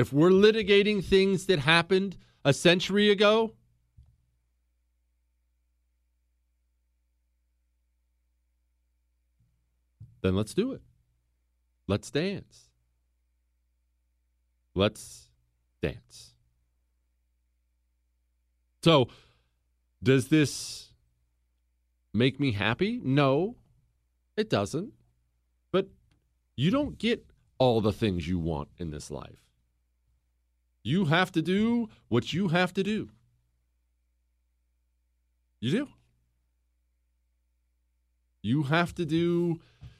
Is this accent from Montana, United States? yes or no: yes; Montana, United States; I come from Montana